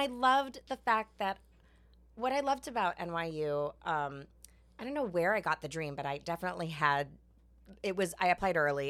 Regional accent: New York, United States; I'm from New York. I grew up, like, not even really knowing that I was Asian

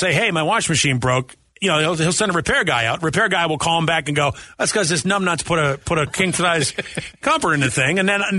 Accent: United States; as an American

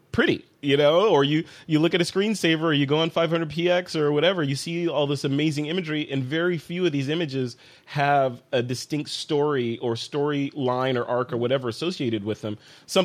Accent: Chicago, Illinois, United States; moved away; Hey, that's my hometown, man. If I can't get away flying a drone over Lake Michigan

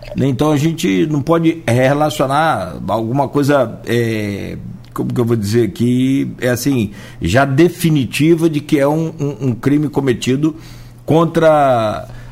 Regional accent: Italva, Rio de Janeiro, Brazil; moved away; na cidade de Italva, minha cidade natal. É, tem minha família lá até hoje

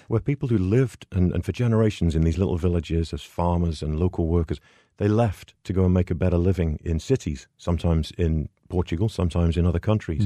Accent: England, United Kingdom; moved away as an adult; now in United States; I'm European originally from England, but I've been over in the States here in, uh, for twenty-three years now

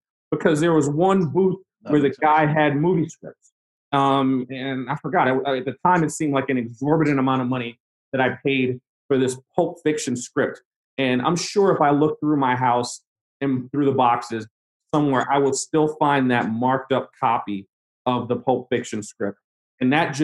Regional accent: New York City, New York, United States; also born or lived in North Carolina; I grew up in New York, and you know, I grew up in predominantly black neighborhoods

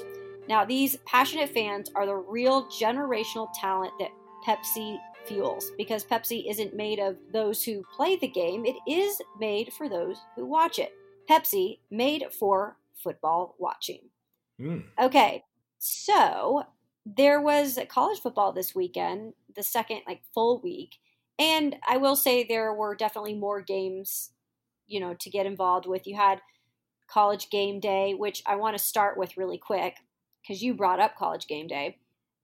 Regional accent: the Northwest, Pacific Northwest, United States; moved away; also born or lived in Arizona / Columbus, Ohio; I'm from the Northwest

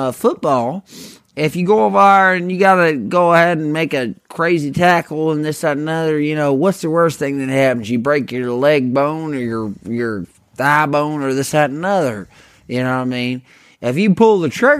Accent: the South, United States; growing up in Southern dog hunting culture

